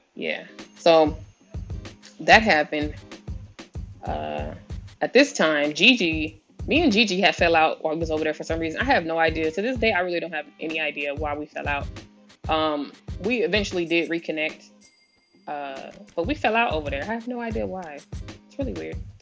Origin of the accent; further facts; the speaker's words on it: San Diego, California, United States; moved away as an adult; I'm originally from San Diego